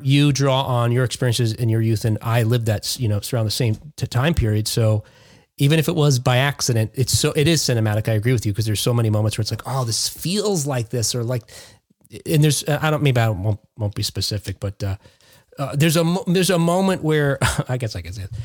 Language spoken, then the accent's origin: English; Jersey City, New Jersey, United States; moved away; I grew up in Jersey City, New Jersey, before I moved out here. I've lived here for 20 years now